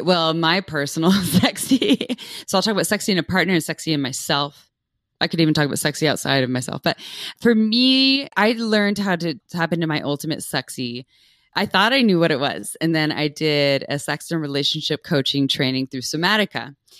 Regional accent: Santa Cruz, California, United States; I was raised in Santa Cruz, California

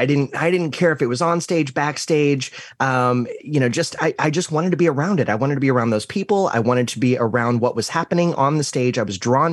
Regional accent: Green, Ohio, United States; moved away; I grew up in a town. It's a city now, but at the time it was a small town of Green, Ohio

